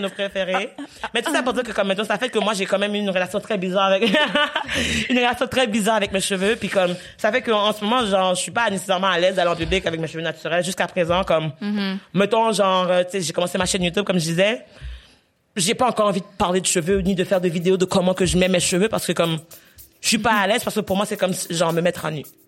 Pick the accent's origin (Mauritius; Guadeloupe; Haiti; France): Haiti; moved away; j'ai grandi en Haïti